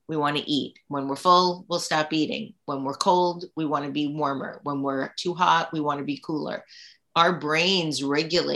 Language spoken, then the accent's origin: English; New York, United States; also born or lived in Brooklyn / Queens / Staten Island / Long Island; I'm a native New Yorker